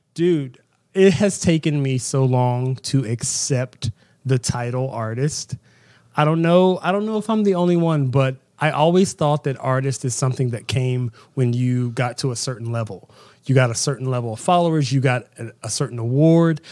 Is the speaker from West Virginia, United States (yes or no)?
yes; Southern West Virginia, United States; I am from Southern West Virginia, um, insanely religious background, in church six days a week